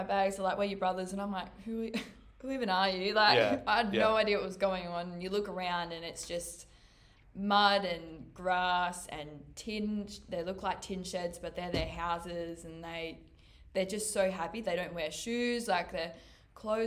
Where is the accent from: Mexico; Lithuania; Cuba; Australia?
Australia; I'm from Australia.